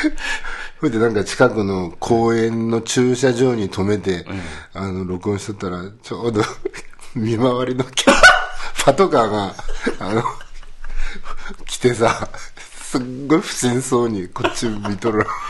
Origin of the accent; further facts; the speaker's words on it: Toyama, Japan; 私の 地元